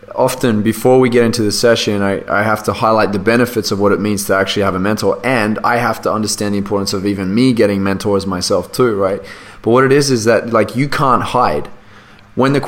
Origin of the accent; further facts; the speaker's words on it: Australia; accent: Australian; my Australian accent